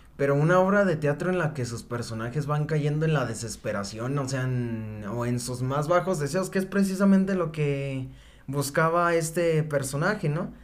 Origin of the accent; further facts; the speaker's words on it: Mexico; soy mexicano